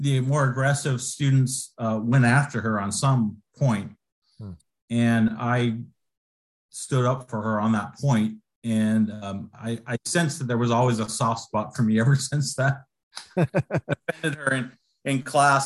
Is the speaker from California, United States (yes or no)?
yes; Rancho Cucamonga, California, United States; in Rancho Cucamonga, just right up the freeway. So I grew up there